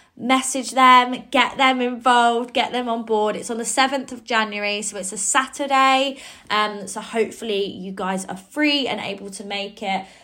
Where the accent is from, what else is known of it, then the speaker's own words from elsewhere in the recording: Cambridge, East of England, United Kingdom; my hometown in Cambridge